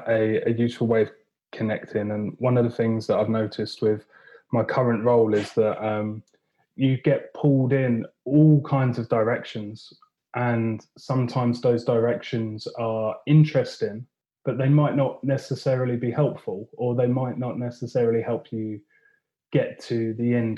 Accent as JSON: {"language": "English", "town": "Watford", "region": "East of England", "country": "United Kingdom", "tie": "born or raised there", "also_born_or_lived": "Chester / Loughborough", "moved": "as an adult", "lives_now": "Anglesey, United Kingdom", "said": "I grew up in Watford and spent pretty well, yeah, my whole life there up until the point where we'd got to 18"}